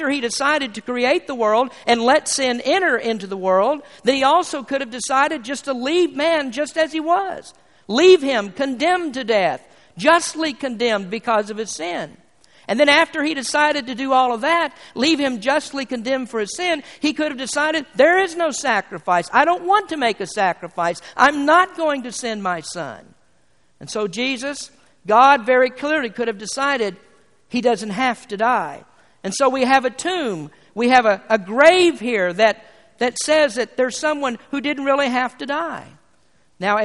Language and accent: English; United States; being an American